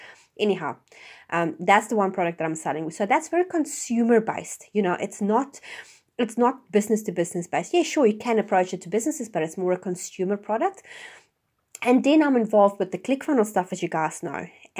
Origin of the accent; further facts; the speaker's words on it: Johannesburg, Gauteng, South Africa; now in New Zealand; I mean, I came from Johannesburg, which the radius as big as Auckland, and which is one, you know, the major city in New Zealand, has like 6 million people.